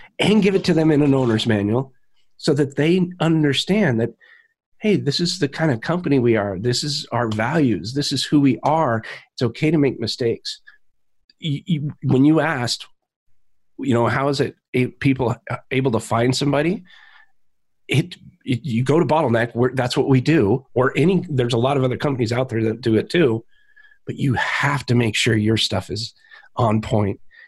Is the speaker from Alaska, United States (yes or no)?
yes; Alaska, United States; moved away; I grew up in Alaska